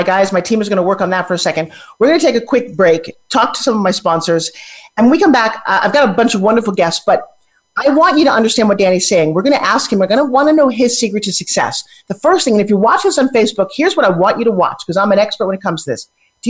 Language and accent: English; New York City, New York, United States; I am one